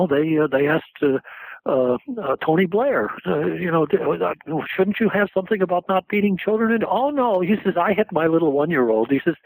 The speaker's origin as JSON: {"language": "English", "country": "South Korea", "moved": "yes", "lives_now": "United States", "said": "And so I came over from Korea thinking, I got to find out what these crazy things called wars are for."}